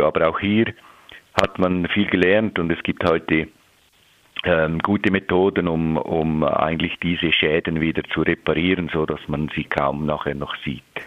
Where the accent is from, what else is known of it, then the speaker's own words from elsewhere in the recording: Switzerland; bei uns in der Schweiz